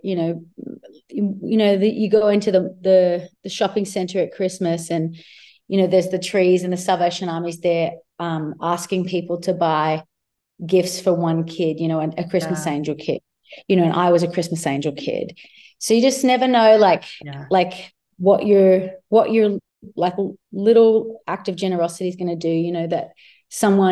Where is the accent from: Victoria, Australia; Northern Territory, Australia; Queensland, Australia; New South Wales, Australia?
Victoria, Australia; Myrtleford; moved away; also born or lived in Shepparton; I was born in Shepparton, but I grew up in Myrtleford, and it's like a really small rural town.